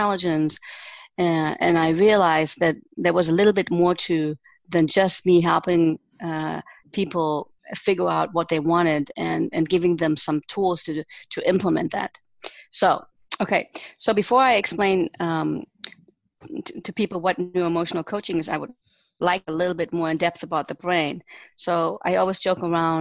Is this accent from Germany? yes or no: yes; Germany; moved away as an adult; also born or lived in United States; now in Israel; I was raised and born and raised in Germany, and I spent the first 20 years of my life there.